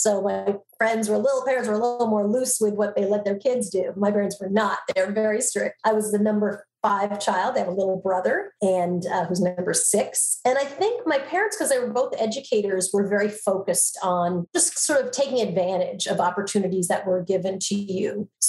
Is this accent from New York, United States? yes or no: yes; Long Island, New York, United States; accent: Long Island; I grew up in Long Island, Strong Island, as we like to say. I actually, NBC many years ago sent me to speech classes to help lose my Long Island accent.